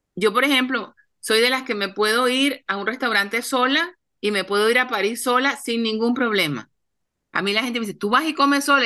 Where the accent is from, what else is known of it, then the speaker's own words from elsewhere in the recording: Cartagena, Bolívar, Colombia; cartageneras como yo, colombianas